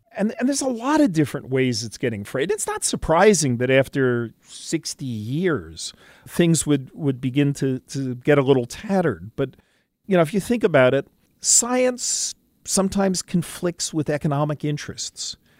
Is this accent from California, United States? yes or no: no; New York City, New York, United States; born or raised there